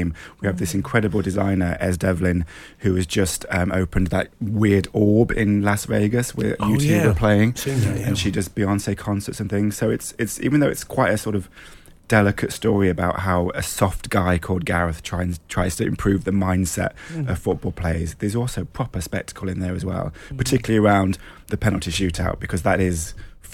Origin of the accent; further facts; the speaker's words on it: Nottingham, East Midlands, United Kingdom; my hometown in Nottingham